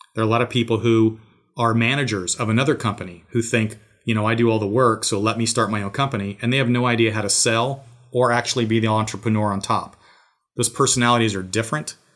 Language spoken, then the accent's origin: English; Georgia, United States; my hometown here.